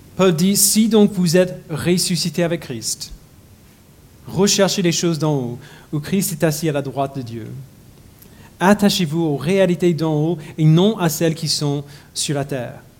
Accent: United States; French is a second language; moved away as an adult; J'ai grandi aux États-Unis

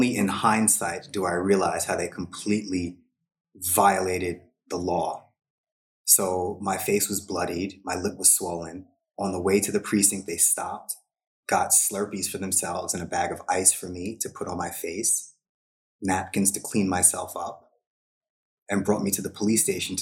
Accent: Long Island, New York, United States; moved away; I was raised in a traditional Hindu household on Long Island, New York, in the 80s

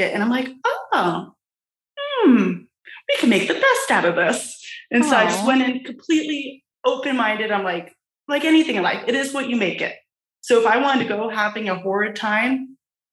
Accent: California, United States; I grew up in California, but nowhere near close to Disneyland

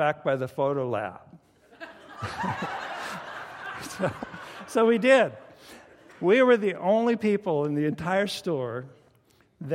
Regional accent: the Northwest, Pacific Northwest, United States; we're from the Northwest

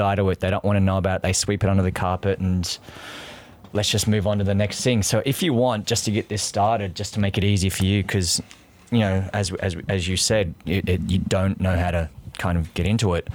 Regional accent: near Canberra, New South Wales, Australia; accent: Australian; moved away as an adult; also born or lived in Sydney; now in New York, United States; So I grew up there. I lived in, in, in Canberra.

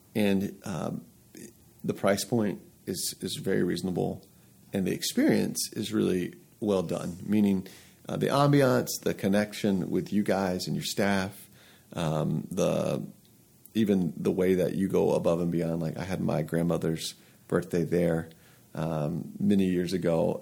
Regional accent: Atlanta, Georgia, United States; moved away as an adult; now in Lehigh Valley, United States; I'm from Atlanta originally

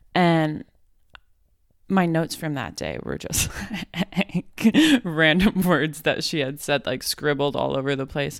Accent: Fort Collins, Colorado, United States; moved away as an adult; now in Florida, United States; I grew up in Fort Collins.

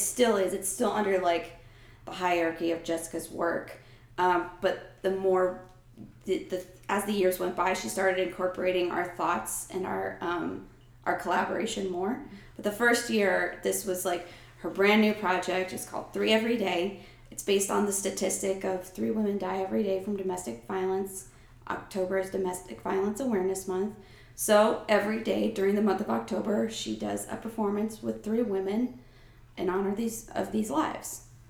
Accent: United States; moved away as an adult; also born or lived in New Jersey; now in Atlanta, United States; I grew up in New York and New Jersey

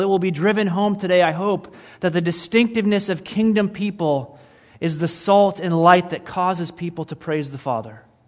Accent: Michigan, United States; moved away; I grew up in Michigan, and it snowed there like, like really snowed there

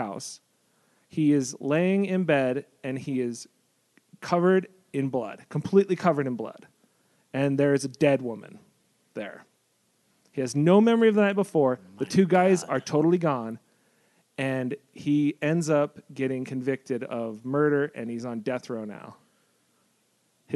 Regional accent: Salt Lake City, Utah, United States; moved away; also born or lived in San Diego; I'm from Salt Lake

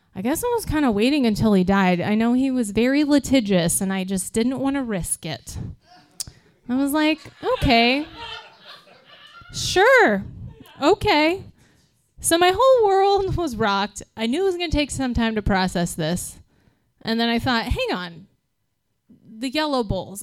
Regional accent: Midwest, United States; we are from the Midwest

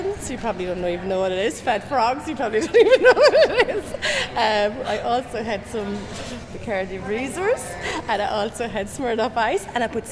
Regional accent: Tipperary, Munster, Ireland; I'm from Tipperary

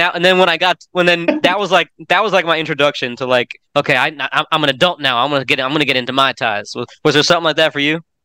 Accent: Orlando, Florida, United States; now in Tennessee, United States; my hometown of Orlando

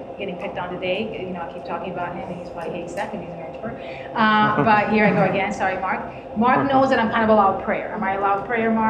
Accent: Cuba; moved away; also born or lived in Miami; We grew up around witchcraft. Like, I'm from Cuba

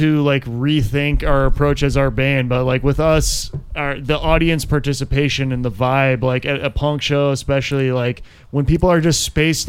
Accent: Wisconsin, United States; now in Austin, United States; I grew up in Wisconsin, but I've lived in Texas.

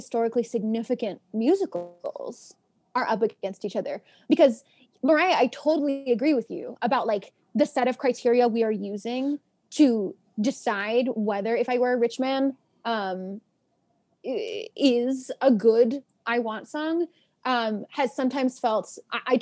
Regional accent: New York City, New York, United States; I was born and raised in Washington Heights. My parents live in the same apartment that they've lived in since the 80s

